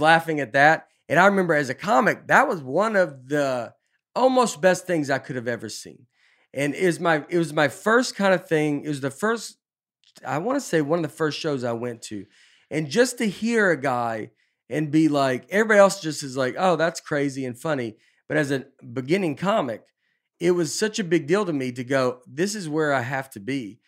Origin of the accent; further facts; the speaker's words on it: Nashville, Tennessee, United States; moved away as an adult; also born or lived in New York City; I'm just from Nashville